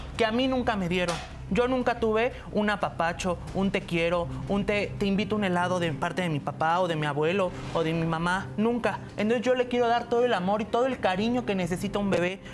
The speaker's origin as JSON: {"language": "Spanish", "region": "Tlaxcala", "country": "Mexico", "tie": "born or raised there", "moved": "as an adult", "lives_now": "Mexico City, Mexico", "said": "Yo me vine de Tlaxcala porque mi abuelo siempre me discriminó de alguna u otra manera"}